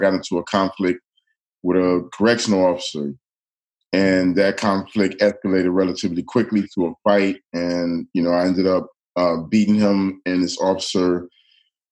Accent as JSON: {"language": "English", "town": "Detroit", "region": "Michigan", "country": "United States", "tie": "born or raised there", "said": "I grew up in the city of Detroit"}